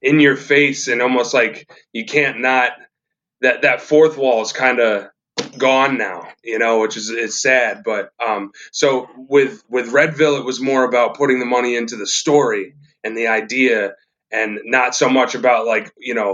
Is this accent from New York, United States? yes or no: yes; New York, United States; we're podunk filmmakers from New York.